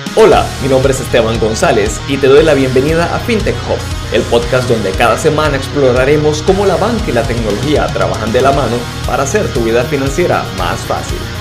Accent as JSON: {"language": "Spanish", "country": "Costa Rica", "moved": "as an adult", "lives_now": "Panama", "said": "Soy costarricense y tengo casi 10 años viviendo en Panamá"}